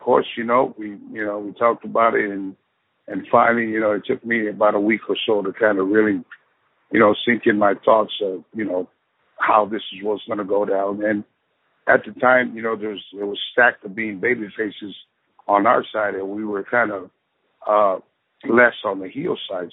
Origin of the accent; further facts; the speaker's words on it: San Francisco, California, United States; growing up in San Francisco, California